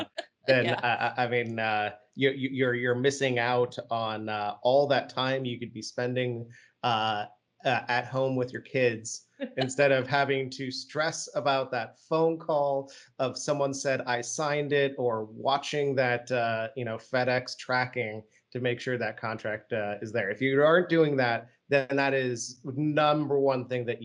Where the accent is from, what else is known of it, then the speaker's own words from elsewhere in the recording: Vienna, Austria; accent: generic American; One, I actually grew up overseas. So contrary to my generic American accent, I actually grew up in Vienna, the city of music